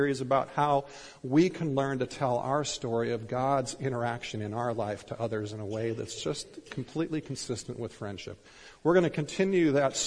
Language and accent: English; Minnesota, United States; I was growing up in Minnesota